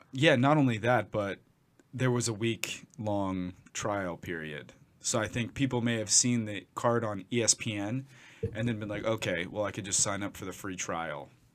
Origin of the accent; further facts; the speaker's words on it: United States; I'm American